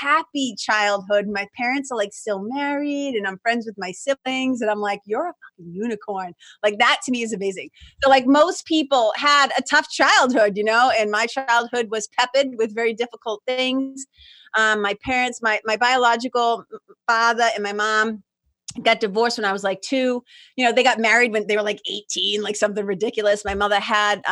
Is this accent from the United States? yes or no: yes; Lawrence, Massachusetts, United States; moved away as an adult; also born or lived in Boston, Massachusetts / Los Angeles, California; now in New Hampshire, United States; I grew up in Lawrence, Mass, which is like 30 miles, little mill town, immigrant city, 30 miles north of Boston